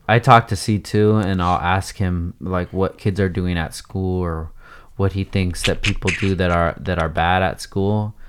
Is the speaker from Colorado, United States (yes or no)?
no; SoCal, California, United States; we grew up here